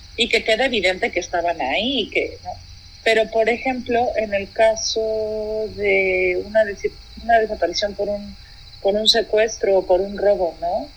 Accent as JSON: {"language": "Spanish", "country": "Mexico", "said": "como mexicanos al menos hemos llegado"}